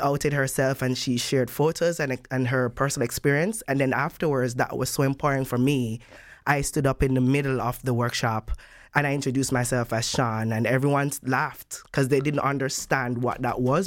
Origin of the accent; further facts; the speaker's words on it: Jamaica; moved away as an adult; now in Netherlands; my home country, Jamaica